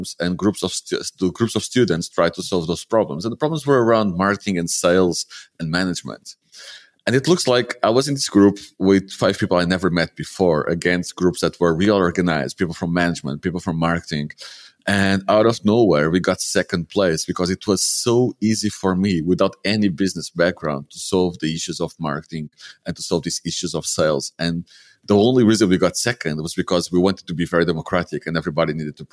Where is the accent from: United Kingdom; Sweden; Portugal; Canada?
Portugal; Lisbon; moved away as an adult; also born or lived in Porto / Algarve; I grew up in Lisbon, so I'm a little bit spoiled